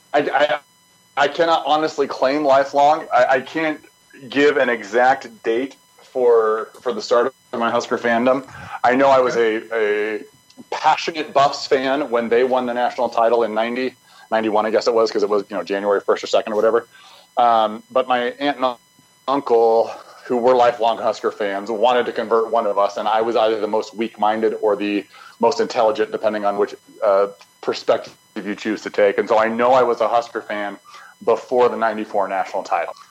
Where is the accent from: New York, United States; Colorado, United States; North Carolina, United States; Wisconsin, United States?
Colorado, United States; Lafayette; now in Nebraska, United States; I was born and raised um, in the house that I'm standing in right now, as a matter of fact, in Lafayette